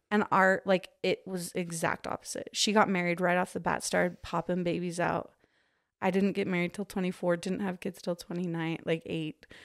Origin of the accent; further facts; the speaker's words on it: Park City, Utah, United States; I grew up in Park City